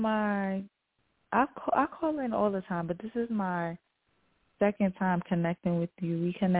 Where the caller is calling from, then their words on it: Philadelphia, Pennsylvania, United States; I'm calling from Philly.